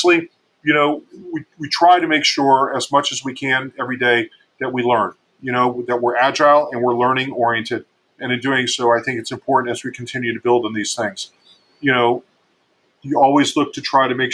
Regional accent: Miami, Florida, United States; I grew up in Miami

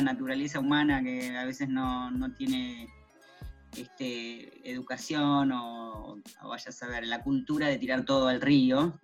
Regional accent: Argentina; also born or lived in Buenos Aires; soy argentina, vivo en Buenos Aires

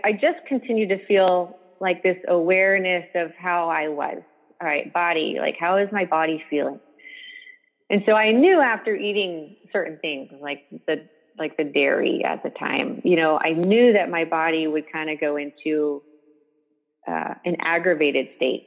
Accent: Dallas, Texas, United States; I got back to my hometown of Dallas

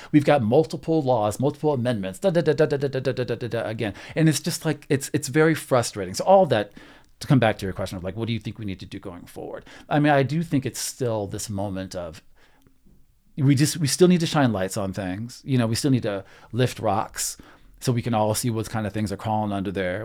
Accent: Texas, United States; moved away; I grew up in Texas

